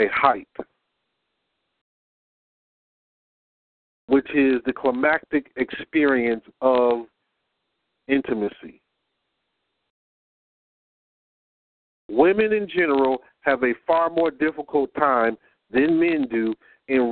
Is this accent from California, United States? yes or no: no; Detroit, Michigan, United States; I'm from Detroit. When I was younger in the 70s, we had Jack in the Box right down the street from my house